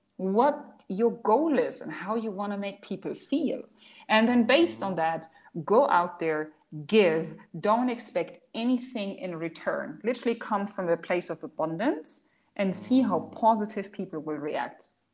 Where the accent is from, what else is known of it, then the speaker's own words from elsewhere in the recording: Germany; first language German; English is a second language; now in Dubai, United Arab Emirates; I'm German. I'm fluent in German. That's my mother tongue